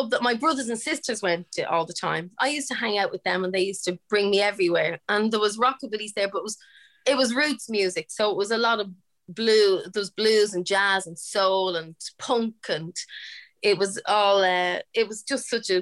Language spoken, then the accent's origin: English; Dublin, Leinster, Ireland; born or raised there